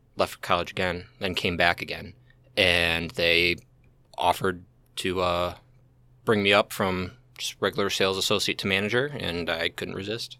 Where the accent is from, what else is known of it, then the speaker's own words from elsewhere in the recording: St. Charles, Missouri, United States; I grew up Saint Charles, uh, been here my whole